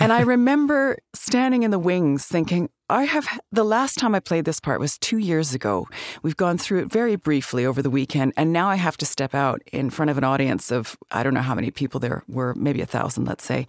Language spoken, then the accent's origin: English; Calgary, Alberta, Canada; moved away as an adult; also born or lived in Vancouver; I grew up in Calgary, Alberta